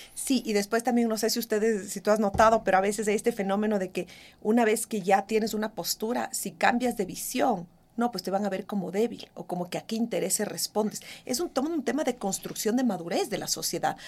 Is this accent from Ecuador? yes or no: yes; Ecuador; como ecuatoriana